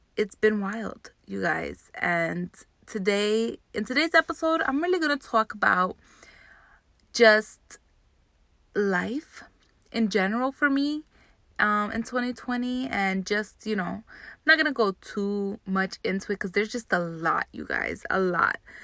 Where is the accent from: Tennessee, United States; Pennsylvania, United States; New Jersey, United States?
New Jersey, United States; Jersey City; I grew up in Jersey City, New Jersey